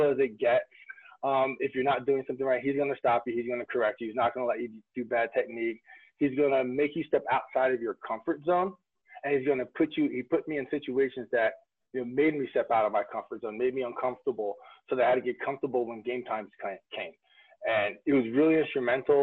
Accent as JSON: {"language": "English", "area": "Monmouth County", "region": "New Jersey", "country": "United States", "tie": "born or raised there", "also_born_or_lived": "North Carolina", "moved": "as an adult", "said": "I grew up in Monmouth County, New Jersey"}